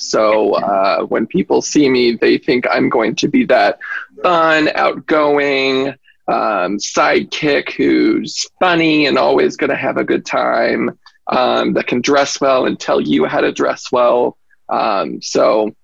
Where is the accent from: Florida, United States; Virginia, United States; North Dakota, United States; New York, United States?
Virginia, United States; Spotsylvania County; I grew up here in the Fredericksburg area in Spotsylvania